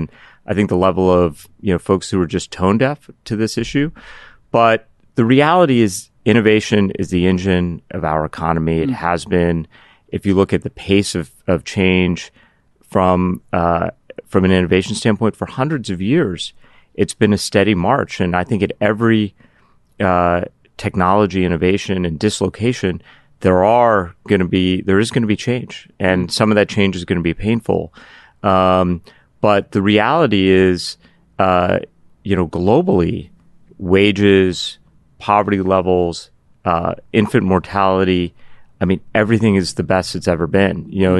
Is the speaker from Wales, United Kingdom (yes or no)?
yes; Cardiff, Wales, United Kingdom; born there; also born or lived in Pittsburgh; That's where I was born. I was born in Wales, Cardiff, Wales. Little known fact.